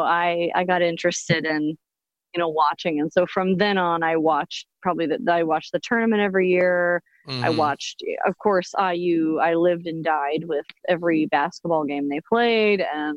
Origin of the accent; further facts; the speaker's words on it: Lafayette, Indiana, United States; I actually grew up in Lafayette, Indiana.